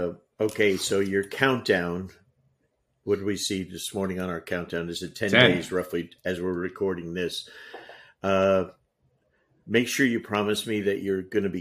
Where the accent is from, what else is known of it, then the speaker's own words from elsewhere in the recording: New Jersey, United States; growing up in Jersey.